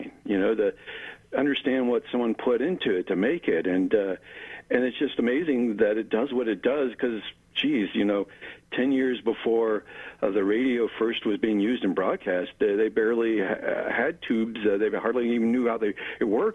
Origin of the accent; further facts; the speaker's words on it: Mount Lebanon, Pennsylvania, United States; also born or lived in Lansing, Michigan; now in Pittsburgh, United States; I grew up in Mount Lebanon